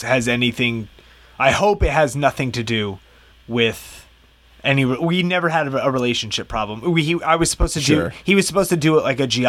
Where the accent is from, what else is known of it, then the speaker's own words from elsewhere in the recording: New Jersey, United States; I grew up in Jersey, and the area that I grew up in was where they filmed the original Friday the 13th